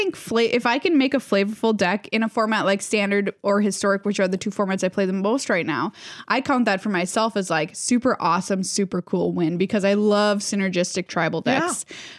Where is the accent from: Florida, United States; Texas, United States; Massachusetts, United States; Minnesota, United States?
Minnesota, United States; I'm from Minnesota. That's how I say my A's.